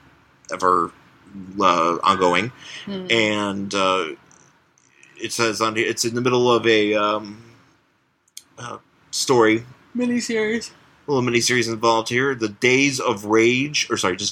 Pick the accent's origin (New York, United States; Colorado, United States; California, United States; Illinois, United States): New York, United States; Western; growing up in Western New York and being in Buffalo and going to Niagara Falls